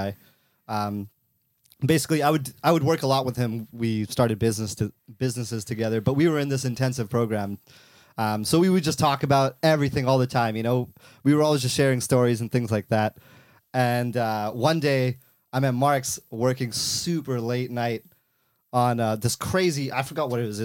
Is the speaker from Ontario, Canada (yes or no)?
no; Vancouver, British Columbia, Canada; I'm from Canada, Vancouver, Canada